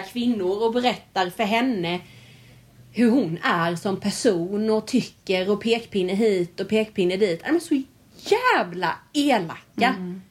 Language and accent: Swedish; Värnamo, Jönköping County, Sweden; now in Halmstad, Sweden; jag är ju från Värnamo från början